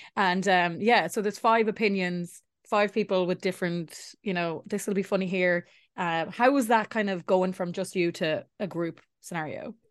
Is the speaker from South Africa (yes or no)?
no; Ireland; as Irish people